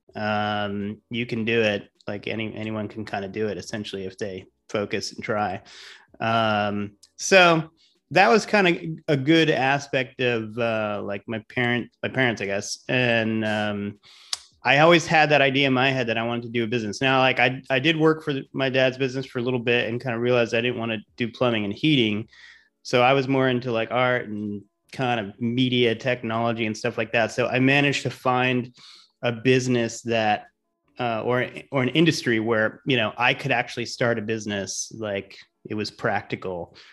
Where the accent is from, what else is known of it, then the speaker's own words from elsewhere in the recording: Providence, Rhode Island, United States; moved away as an adult; also born or lived in Amherst, Massachusetts / New York City / Los Angeles; now in Tampa, United States; I'm from Providence, Rhode Island originally. So, uh, grew up there, you know, I'm a New Englander